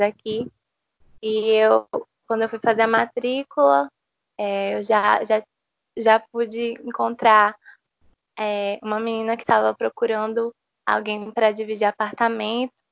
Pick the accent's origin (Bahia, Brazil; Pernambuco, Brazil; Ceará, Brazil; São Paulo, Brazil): Pernambuco, Brazil; Recife; moved away as an adult; now in João Pessoa, Brazil; eu sou de Recife, eu morei lá quase a minha vida toda e eu vim para João Pessoa